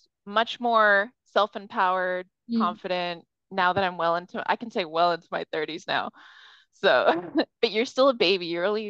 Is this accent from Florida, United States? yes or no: no; Bay Area, California, United States; moved away as an adult; I was born and raised in the Bay Area.